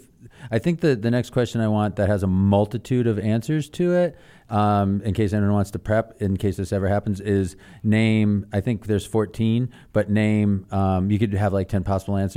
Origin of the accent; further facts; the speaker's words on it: Holyoke, Massachusetts, United States; now in Chicago, United States; I'm from Holyoke, Massachusetts, in the western side of the state, surrounded by absolute beauty on the shores of the Connecticut River, deep in the, sort of at the edge of the Pioneer Valley, near the foot of the Berkshire Mountains.